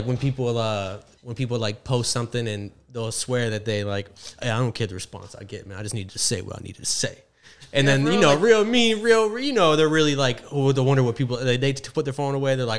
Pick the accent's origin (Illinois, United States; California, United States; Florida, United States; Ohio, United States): Florida, United States; Fort Lauderdale; moved away as an adult; now in New York City, United States; I'm from Fort Lauderdale, Miami area.